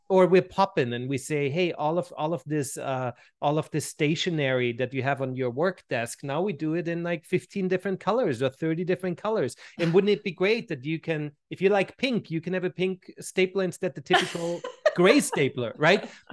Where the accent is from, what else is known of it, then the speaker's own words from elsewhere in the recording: Vienna, Austria; moved away as an adult; also born or lived in Switzerland; now in United States; growing up in Vienna, looking back now, right, where, I mean, I've been in the States for, for, for two and a half decades now